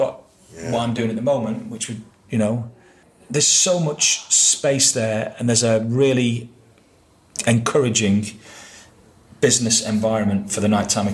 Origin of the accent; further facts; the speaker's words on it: Manchester, North West England, United Kingdom; moved away as an adult; now in London, United Kingdom; that's my hometown